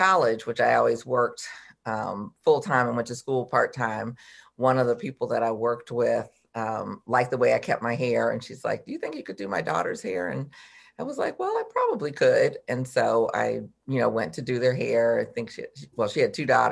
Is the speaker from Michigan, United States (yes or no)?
yes; Detroit, Michigan, United States; I'm from Detroit originally